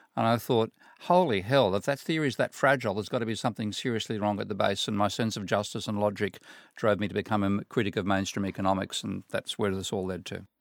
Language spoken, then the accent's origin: English; Sydney, New South Wales, Australia; I'm from Australia, from Sydney